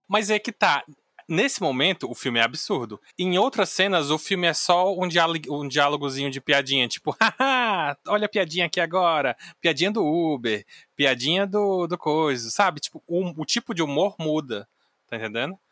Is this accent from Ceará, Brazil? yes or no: yes; Ceará, Brazil; eu sou cearense